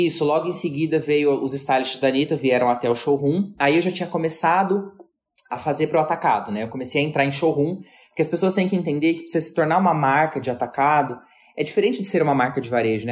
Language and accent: Portuguese; Jauru, Mato Grosso, Brazil; moved away; also born or lived in Cuiabá, Mato Grosso / São Paulo; Comecei ainda na minha terra natal. Eu sou de Mato Grosso. E eu nasci numa cidade muito pequena chamada Jauru